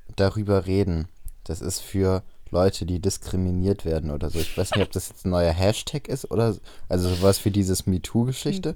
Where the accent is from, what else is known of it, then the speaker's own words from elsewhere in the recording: Bremen, Germany; bei uns in Bremen auf dem Freimarkt